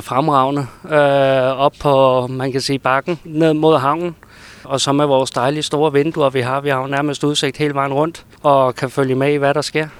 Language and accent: Danish; Copenhagen, Capital Region of Denmark, Denmark; moved away as an adult; now in Brønderslev, Denmark; nu er jeg så født og opvokset over i København